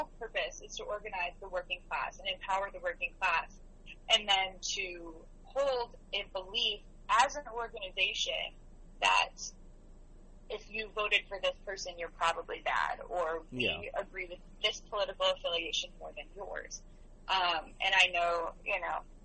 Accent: the South, United States; moved away; I haven't been to where I grew up in the South since Trump was voted

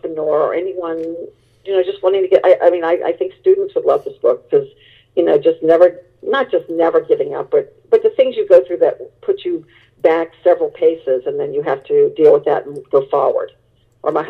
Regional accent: New Orleans, Louisiana, United States; moved away as an adult; I went back to my hometown, and it was of New Orleans

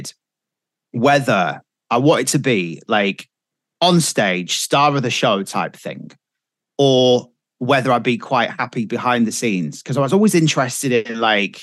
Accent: Kirkby-in-Furness, North West England, United Kingdom; I'm from Kirby and Furnace

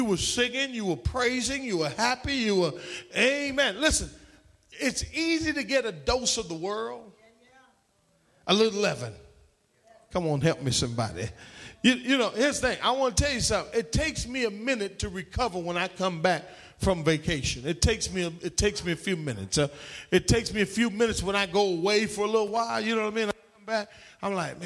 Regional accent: Trinidad & Tobago; now in United States; when I was a child growing up in Trinidad

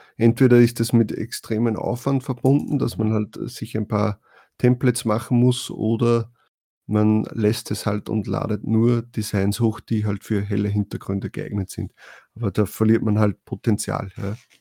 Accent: Austria; als Österreicher

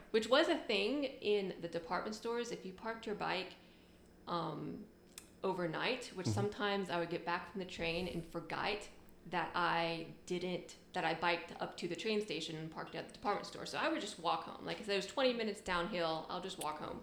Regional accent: Knoxville, Tennessee, United States; moved away as an adult; also born or lived in Japan / Richmond, Virginia; I'm from Tennessee, Knoxville, okay. Tennessee

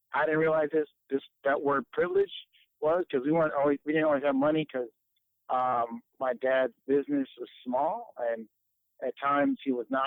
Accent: Detroit, Michigan, United States; I am from Detroit, born and raised. I still live in the same house I grew up in.

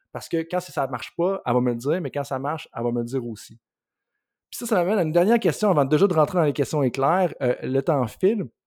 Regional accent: Quebec, Canada; en tant que Québécois

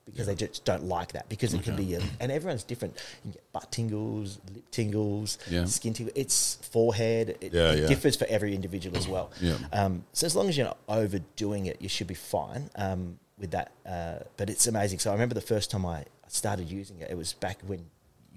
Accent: Hackham, South Australia, Australia; I was a kid from Hackham that had to save that money

